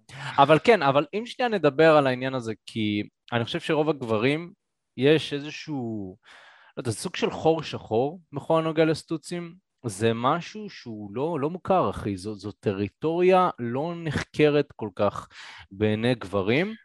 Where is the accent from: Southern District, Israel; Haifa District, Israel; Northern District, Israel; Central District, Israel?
Northern District, Israel; Karmiel; moved away; אני באתי מהצפון, שנינו באנו מהצפון, הייתי גר בכרמיאל